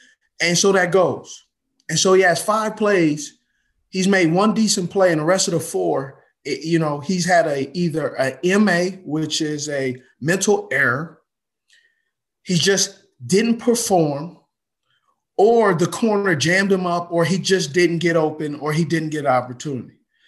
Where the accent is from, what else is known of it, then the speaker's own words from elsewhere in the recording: West Coast, United States; And so I grew up in the West Coast, and I grew up in a place where you had to dissect, process